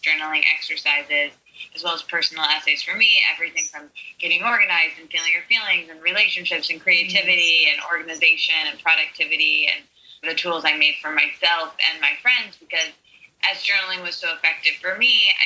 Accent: Midwest, United States; I'm not from New York or LA. I'm from the very middle of the country in somewhere called the Midwest

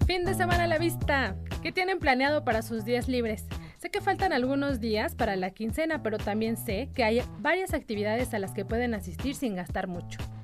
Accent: Mexico; como mexicanos

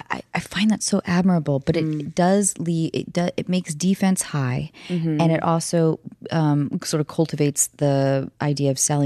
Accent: north of Seattle, Washington, United States; moved away; I grew up in Seattle or north of Seattle, I should say. Seattle always sounds way too. Like hip for where I actually grew up.

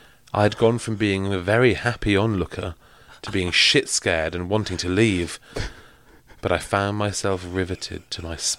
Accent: Manchester, North West England, United Kingdom; We didn't live in the woods. I'm from Manchester. Oh, very, sure. Very urban area.

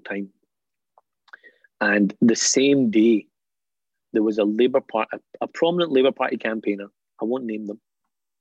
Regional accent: Scotland, United Kingdom; For my generation, I'm British and Scottish. This is my home

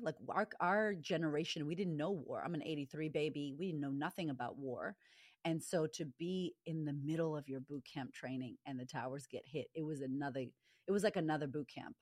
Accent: Boston, Massachusetts, United States; moved away; I, I grew up in America. I grew up in, in Boston

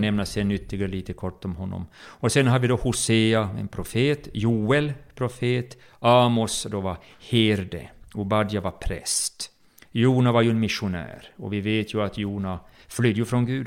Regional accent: Jakobstad, Ostrobothnia, Finland; moved away as an adult; also born or lived in Bromma, Stockholm, Sweden; now in Stockholm, Sweden; jag var uppväxt i Pingkyrkan i Jakobstad

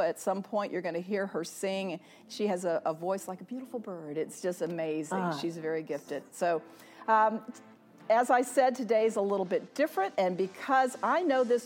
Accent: San Antonio, Texas, United States; San Antonio, Texas, my hometown

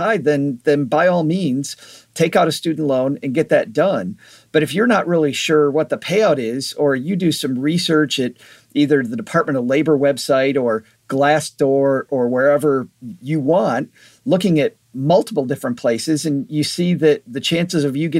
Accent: Michigan, United States; Western Michigan.

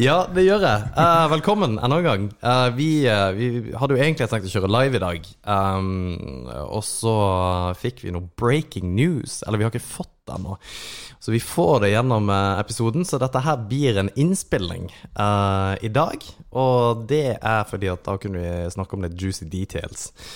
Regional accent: Kristiansand, Agder, Norway; now in Mo i Rana, Norway; jeg er fra Kristiansand

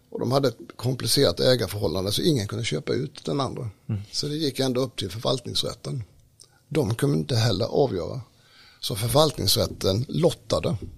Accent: Smålandsstenar, Jönköping County, Sweden; jag är ju smålänning då, född i Smålandstena mm. i en hantverkarfamilj

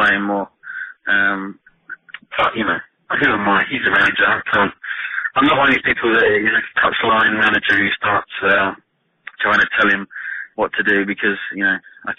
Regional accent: Rayleigh, East of England, United Kingdom; I was born and bred in Rayleigh, fairly in Essex.

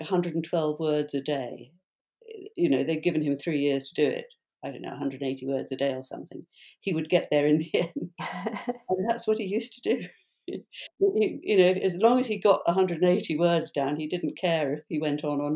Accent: London, United Kingdom; I am a Londoner, so I'm back home

